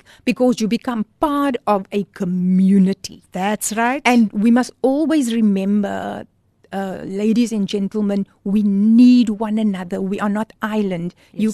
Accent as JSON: {"language": "English", "town": "Port Elizabeth", "region": "Eastern Cape", "country": "South Africa", "moved": "as an adult", "lives_now": "Cape Town, South Africa", "said": "when I moved to Cape Town, because I'm from Port Elizabeth, so I came to study in Cape Town"}